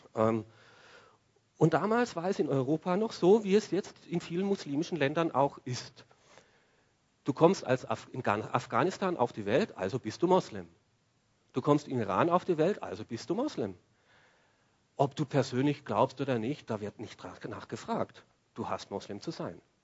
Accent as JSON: {"language": "German", "country": "Austria", "said": "bei uns in Österreich"}